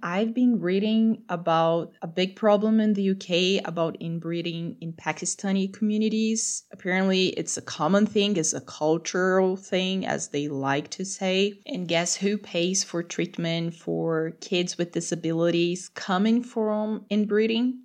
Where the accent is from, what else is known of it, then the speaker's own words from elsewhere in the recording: Brazil; I'm from Brazil